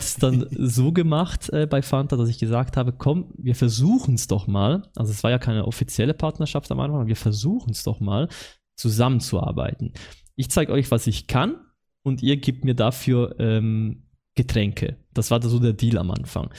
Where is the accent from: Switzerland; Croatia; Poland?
Switzerland; accent: Swiss German; ich komme aus der Schweiz